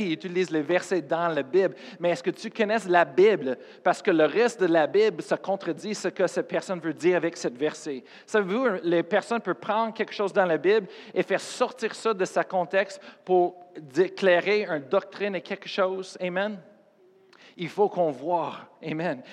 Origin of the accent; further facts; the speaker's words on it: Colorado, United States; French is a second language; moved away; je viens de Colorado